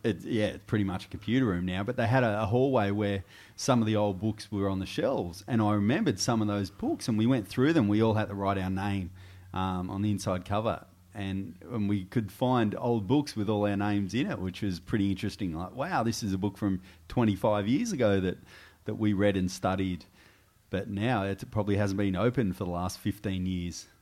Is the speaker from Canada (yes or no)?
no; Goulburn, New South Wales, Australia; moved away as an adult; also born or lived in Albury, New South Wales / Canberra; now in Sydney, Australia; I left there when I was ten and moved to Goulburn. uh, and spent the rest of my years, uh, in Goulburn until I was twenty-one